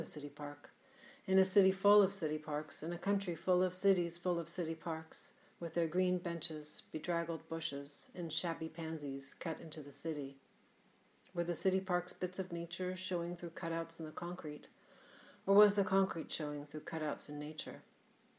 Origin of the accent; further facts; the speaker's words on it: Seattle, Washington, United States; my hometown of Seattle